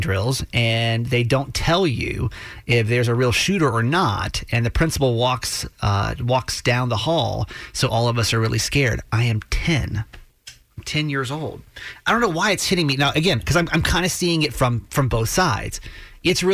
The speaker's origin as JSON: {"language": "English", "region": "Georgia", "country": "United States", "tie": "born or raised there", "moved": "yes", "lives_now": "Maryland, United States", "said": "I grew up in Georgia"}